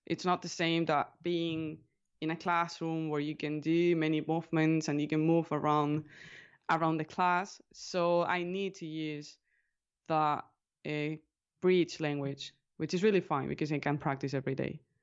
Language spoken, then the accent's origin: English; Alicante, Valencian Community, Spain; first language Spanish; English is a second language; I am from Alicante, which is, uh, a medium city in the southeast part of Spain. So I live on the Mediterranean coast, basically. And I was born here and I've been living here all my life, basically.